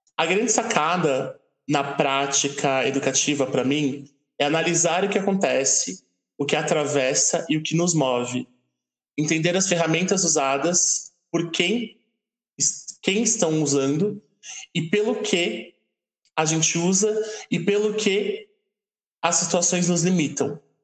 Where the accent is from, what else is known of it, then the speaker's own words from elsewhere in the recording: São Paulo, Brazil; eu que sou de São Paulo